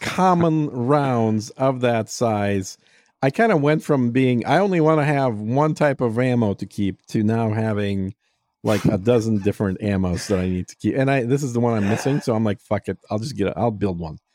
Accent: Texas, United States; I view it as a Texan

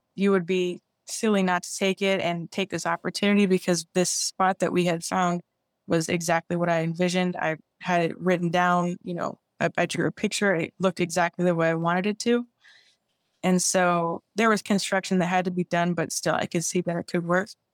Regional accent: Chicago, Illinois, United States; I'm from Chicago, so that's why it's, you know, I play ice hockey

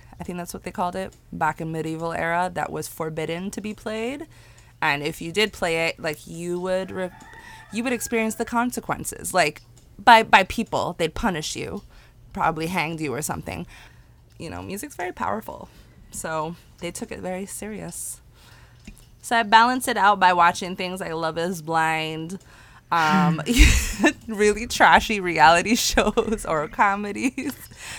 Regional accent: Ireland; because growing up in Ireland, majority of people grew up within the church and those religions.

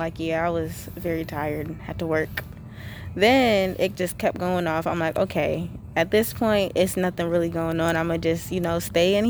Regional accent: Connecticut, United States; I'm from Connecticut

